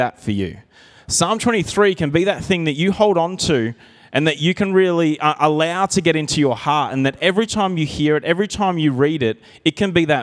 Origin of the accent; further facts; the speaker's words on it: Narrandera, New South Wales, Australia; I grew up in Narandra, and we had a little bit of property there.